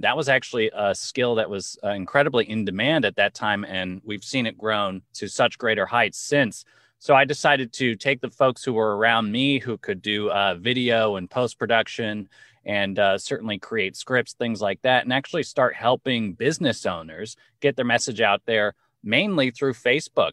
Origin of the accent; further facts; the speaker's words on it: Los Angeles, California, United States; now in New York, United States; Los Angeles, born and raised, currently living in New York with my family